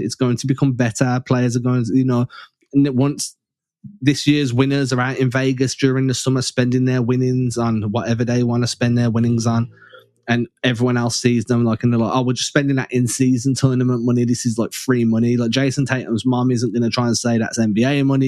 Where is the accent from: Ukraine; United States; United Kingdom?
United Kingdom; England; I'm English